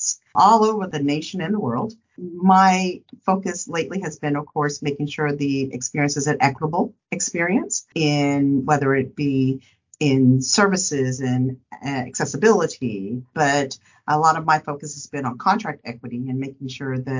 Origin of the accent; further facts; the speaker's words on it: Dallas, Texas, United States; I hail from Dallas, Texas